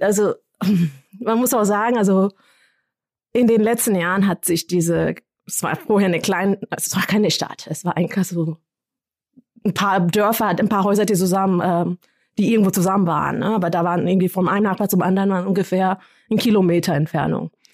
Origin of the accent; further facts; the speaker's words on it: Kenya; moved away; ich komme aus Kenia, ich kenne die Sprachen.